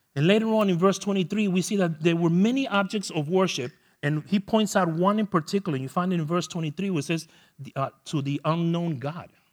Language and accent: English; New York City, New York, United States; moved away; I am from New York the land of Nathan hot dogs